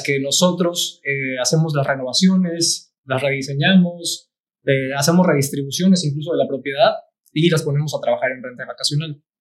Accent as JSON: {"language": "Spanish", "town": "Cancún", "region": "Quintana Roo", "country": "Mexico", "also_born_or_lived": "Playa del Carmen", "said": "yo soy de Cancún y muchas de mis amistades son de Cancún"}